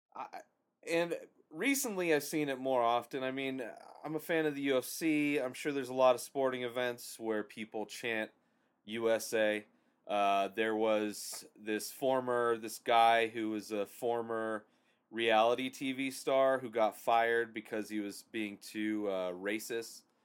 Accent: United States

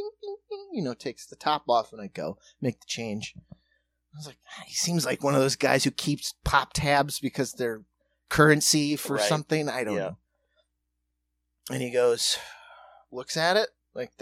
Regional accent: South Dakota, United States; moved away; I'm from South Dakota

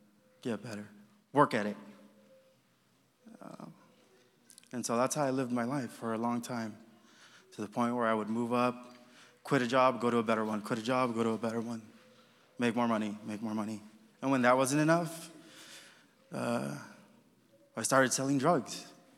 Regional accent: Los Angeles, California, United States; moved away as an adult; now in Kentucky, United States; I come from Los Angeles, from California

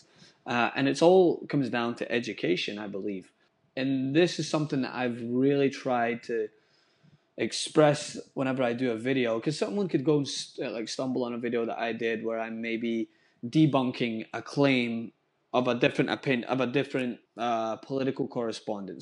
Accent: Scotland, United Kingdom; now in United States; I grew up in Scotland where race wasn't really a conversation

